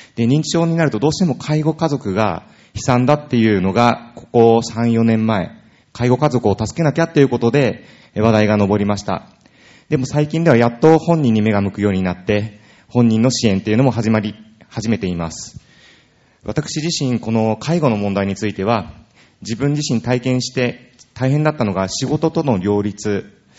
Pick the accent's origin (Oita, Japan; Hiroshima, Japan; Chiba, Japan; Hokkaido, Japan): Chiba, Japan; Urayasu; 私は浦安市で生まれ育ちました